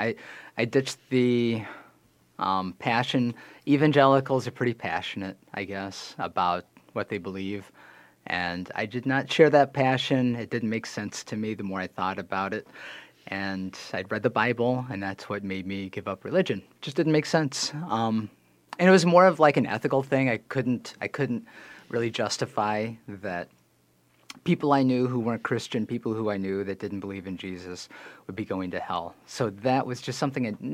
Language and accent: English; Iowa, United States; now in Minnesota, United States; I am from Iowa, originally, where I was born and raised into an evangelical home